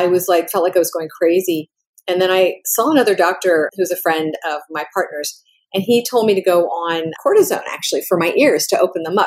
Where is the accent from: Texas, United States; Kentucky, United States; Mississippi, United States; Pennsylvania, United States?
Pennsylvania, United States; I grew up in Pennsylvania